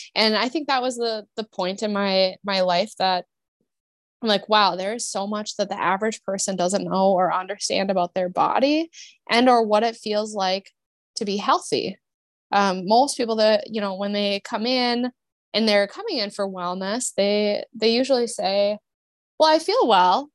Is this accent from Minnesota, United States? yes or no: yes; Minnesota, United States; moved away as an adult; I grew up in Minnesota.